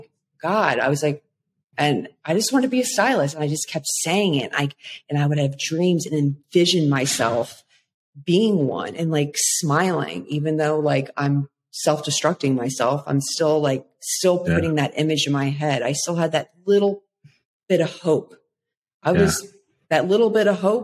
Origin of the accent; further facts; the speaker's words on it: Maryland, United States; moved away as an adult; also born or lived in Florida; I needed to move back home. I'm from Maryland originally